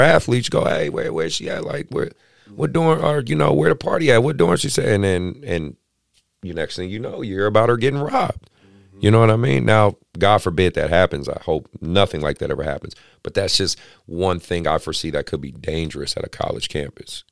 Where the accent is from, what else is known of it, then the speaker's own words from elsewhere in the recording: Oakland, California, United States; I grew up in Oakland.